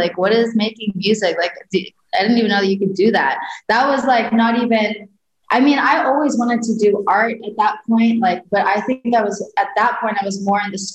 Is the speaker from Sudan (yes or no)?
yes; Sudan; moved away; also born or lived in Virginia; where I grew up in Sudan.